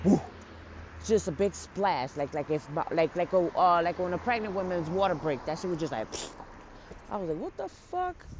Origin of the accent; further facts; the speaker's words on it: New York City, New York, United States; I'm from the Bronx